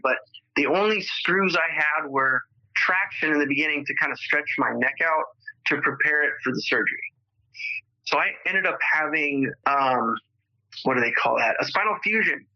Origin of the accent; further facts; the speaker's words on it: Los Angeles, California, United States; also born or lived in Spokane, Washington; So I moved back to LA when I was five with her and my sister, who was eight years old at the time. And so I grew up in the San Fernando Valley